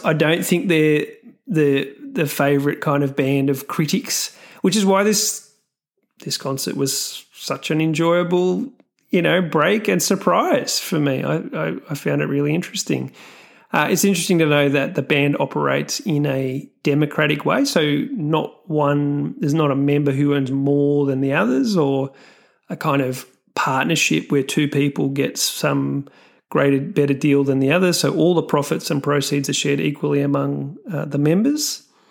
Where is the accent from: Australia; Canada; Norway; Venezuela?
Australia; I'm Australian